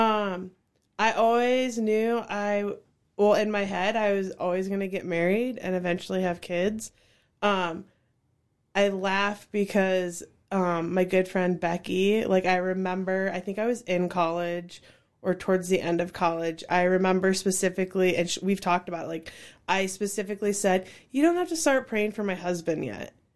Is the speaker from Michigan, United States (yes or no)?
no; Cedar Falls, Iowa, United States; I grew up in Cedar Falls since fourth grade